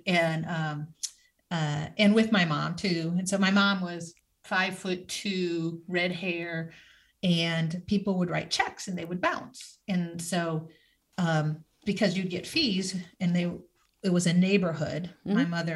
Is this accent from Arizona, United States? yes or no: no; Michigan, United States; I grew up in Michigan